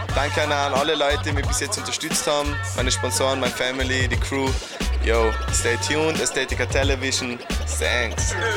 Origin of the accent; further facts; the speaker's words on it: Tyrol, Austria; Als Tiroler